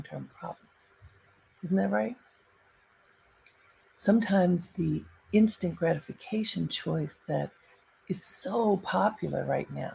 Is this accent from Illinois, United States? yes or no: no; Baltimore, Maryland, United States; moved away; I grew up in Baltimore in a very sheltered household.